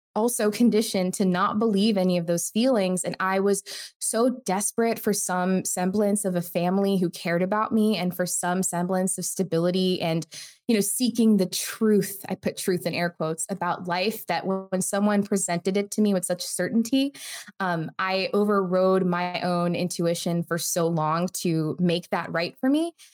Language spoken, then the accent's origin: English; United States; I was born in the United States, but to an immigrant family from India